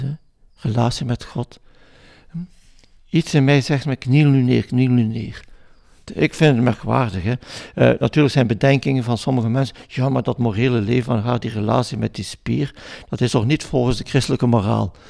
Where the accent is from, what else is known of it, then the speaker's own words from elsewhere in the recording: Flanders, Belgium; als Vlaming